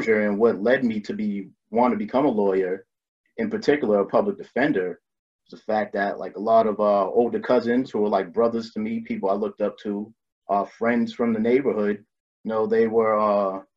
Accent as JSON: {"language": "English", "town": "Boston", "region": "Massachusetts", "country": "United States", "tie": "born or raised there", "said": "I'm from the Dorchester neighborhood in Boston, my bus stop growing up was right across the street from Dorchester District Courthouse."}